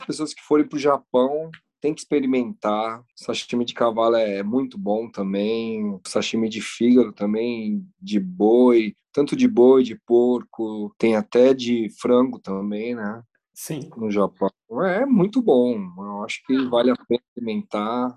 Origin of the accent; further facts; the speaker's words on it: Brazil; moved away; also born or lived in Japan; na época que eu saí do Brasil